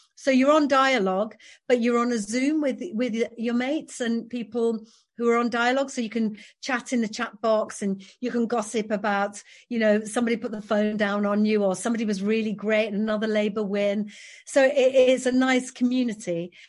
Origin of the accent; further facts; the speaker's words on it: Yorkshire and the Humber, United Kingdom; I'm from West Yorkshire, born and raised here, I'm, I'm a proud Yorkshire woman